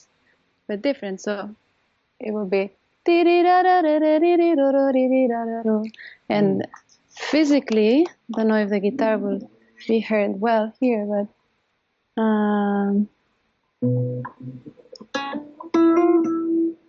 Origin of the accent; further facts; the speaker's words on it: Catalonia, Spain; moved away as an adult; now in New York, United States; I'm from Catalonia, which is the northeast